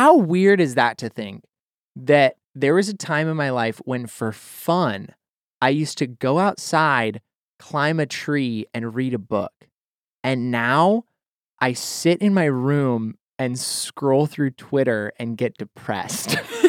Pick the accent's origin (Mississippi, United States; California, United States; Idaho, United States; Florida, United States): Idaho, United States; At the house that I spent most of my formative years growing up in Idaho, there was a corkscrew willow tree in the front yard.